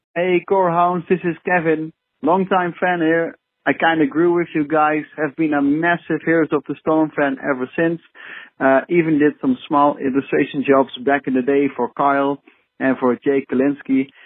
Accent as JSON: {"language": "English", "country": "Netherlands", "said": "I'm actually from the Netherlands"}